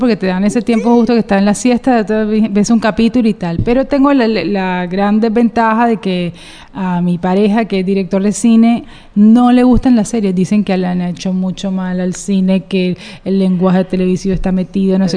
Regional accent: Cartagena, Bolívar, Colombia; como buena cartagenera

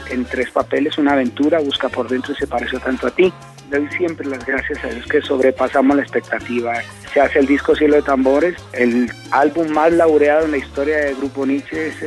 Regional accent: Bogotá, Colombia; moved away as an adult; me llama a Bogotá, mi pueblo natal.

